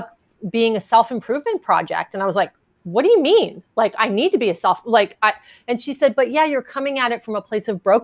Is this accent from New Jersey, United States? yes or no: yes; New Jersey, United States; moved away as an adult; also born or lived in California; I grew up in New Jersey. And when I moved to California in the 90s